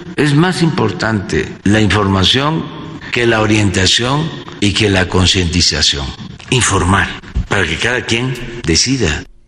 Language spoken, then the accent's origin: Spanish; Mexico; somos los mexicanos